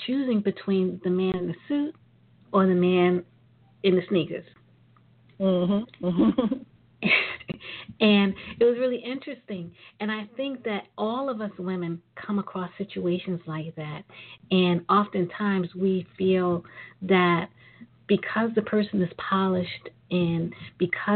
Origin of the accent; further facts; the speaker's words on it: New York City, New York, United States; I'm from Brooklyn.